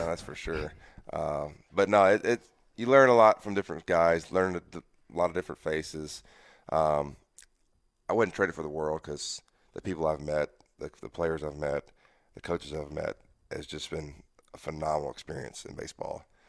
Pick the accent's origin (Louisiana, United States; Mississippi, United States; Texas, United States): Mississippi, United States; I'm a Southern guy. You know, I, am from Mississippi, uh, born and raised